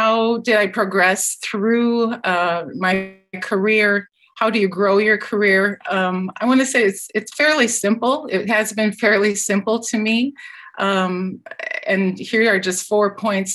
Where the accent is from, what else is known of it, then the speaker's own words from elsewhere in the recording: Iowa, United States; moved away as an adult; also born or lived in Minnesota / Wisconsin / California; now in Guelph, Canada; I'm a native Iowan. I went to Iowa State University. I grew up on a dairy farm